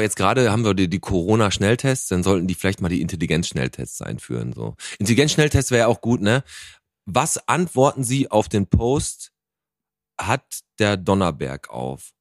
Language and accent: German; Bottrop, North Rhine-Westphalia, Germany; Wir kommen aus Bottrop